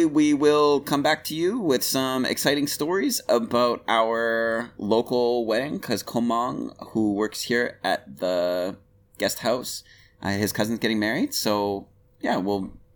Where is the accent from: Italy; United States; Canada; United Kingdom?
Canada; I'm from Canada.